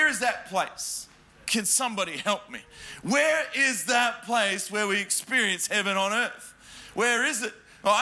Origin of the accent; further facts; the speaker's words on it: Adelaide, South Australia, Australia; now in Melbourne, Australia; So I was born in Adelaide, in a tiny country town and called Adelaide. If you blink, you miss it. And I grew up there.